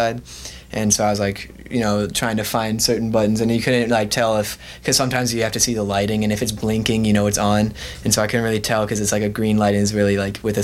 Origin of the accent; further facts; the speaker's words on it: Wilmette, Illinois, United States; I'm Wilmette